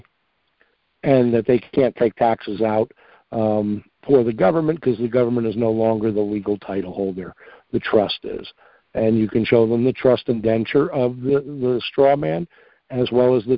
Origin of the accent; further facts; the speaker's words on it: Long Island, New York, United States; moved away; also born or lived in Mineola, New York / Massapequa, New York / Ronkonkoma, New York; I grew up in New York. That's where I'm from originally as well. I grew up on